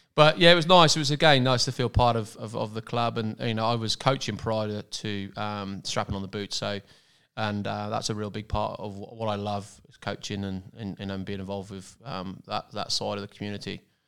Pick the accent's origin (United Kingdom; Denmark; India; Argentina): United Kingdom; Cornwall, South West England; moved away as an adult; now in Pottsville, Australia; I come from Cornwall in the southwest of England